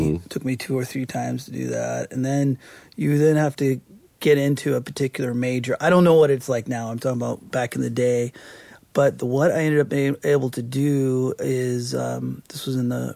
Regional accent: Kona, Hawaii, United States; growing up in Kona

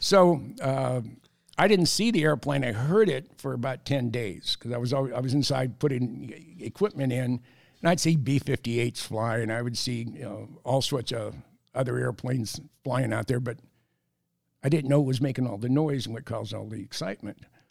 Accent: San Jose, California, United States; moved away; also born or lived in San Francisco / Minnesota; I grew up in the Bay Area, I'm a third generation San Franciscan.

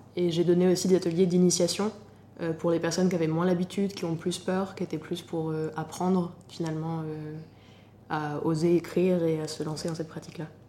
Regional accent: Normandy, France; also born or lived in Paris; now in Lyon, France; Je suis originaire de Normandie et j'habite actuellement à Lyon

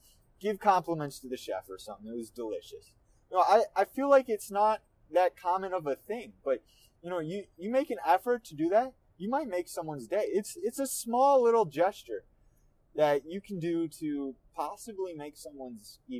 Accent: Minnesota, United States; I'm from Minnesota

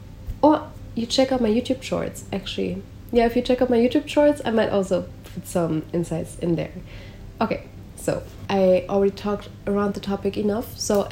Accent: Germany; now in Netherlands; So I came from Germany to the Netherlands.

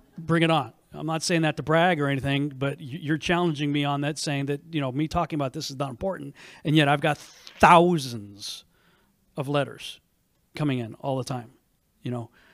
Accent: New England, United States; now in Texas, United States; I grew up in New England, and used to have a very good cold tolerance

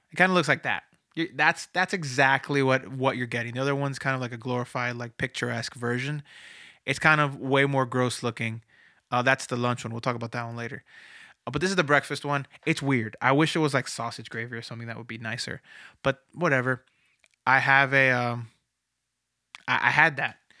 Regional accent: Florida, United States; moved away; I'm from Florida originally, so I've, I go to, I went to Disney a lot growing up

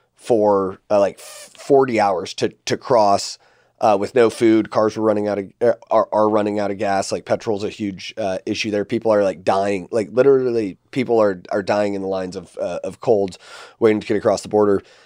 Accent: United States

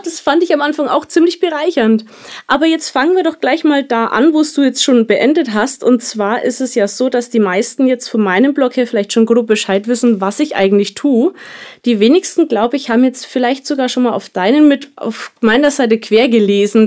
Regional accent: Kulmbach, Bavaria, Germany; bei uns in Kulmbach

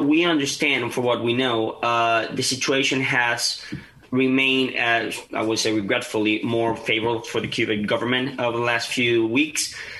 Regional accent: Maracaibo, Zulia, Venezuela; moved away as an adult; also born or lived in Tampa, United States; now in Washington, D.C., United States; I'm originally from Venezuela. I'm from Maracaibo, Venezuela. I got here to the United States 2017.

